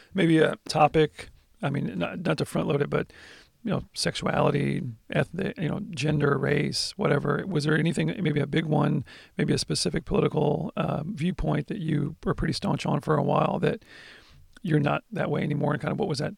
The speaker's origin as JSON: {"language": "English", "country": "United States"}